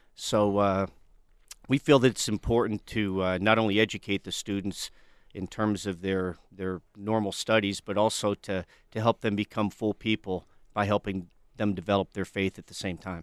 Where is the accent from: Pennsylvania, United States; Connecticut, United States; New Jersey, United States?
Pennsylvania, United States; western; now in Tucson, United States; Originally, I'm from western Pennsylvania